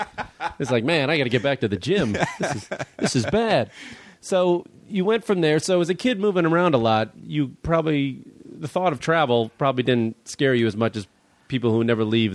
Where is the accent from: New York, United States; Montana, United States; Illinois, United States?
Illinois, United States; Chicago; Chicago, so. My hometown.